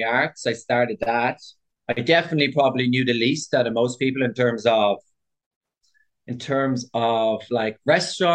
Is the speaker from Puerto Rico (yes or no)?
no; Dublin, Leinster, Ireland; moved away as an adult; also born or lived in London, United Kingdom; I'm from Dublin, but my family are from Cork.